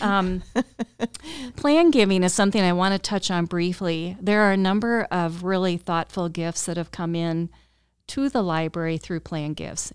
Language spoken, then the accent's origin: English; Cedar Rapids, Iowa, United States; moved away as an adult; also born or lived in Colorado; I'm from Cedar Rapids originally, but went to school out in Colorado